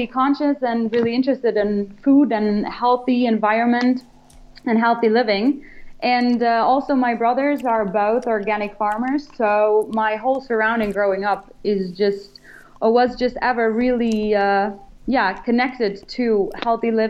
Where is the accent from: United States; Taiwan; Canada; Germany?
Germany; moved away; I'm from Germany